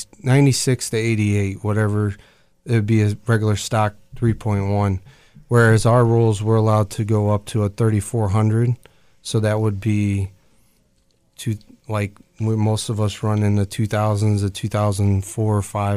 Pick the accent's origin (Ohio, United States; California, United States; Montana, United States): Ohio, United States; Cleveland; now in Akron, United States; I drove in from Akron, but I was born in Cleveland